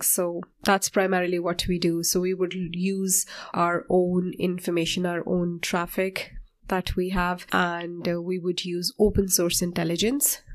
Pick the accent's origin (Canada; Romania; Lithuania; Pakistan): Pakistan; moved away as an adult; now in Ireland; I'm from Pakistan and I came to Ireland approximately sixteen years ago.